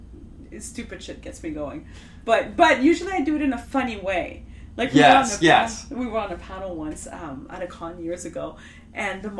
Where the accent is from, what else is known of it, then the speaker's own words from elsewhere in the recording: Canada; we're all Canadian